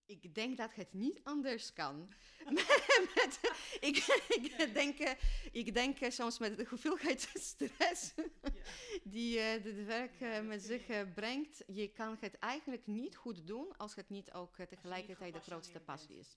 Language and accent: Dutch; Poland; Dutch is a second language; moved away as an adult; now in Netherlands; ik kom oorspronkelijk uit Polen, maar ben in 2009 eh, eh, naar Nederland eh, verhuisd voor de liefde